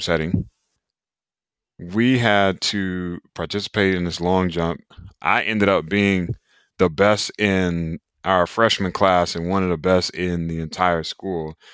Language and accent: English; Raleigh, North Carolina, United States; I'm originally from Raleigh, North Carolina, so the East Coast of the U S. United States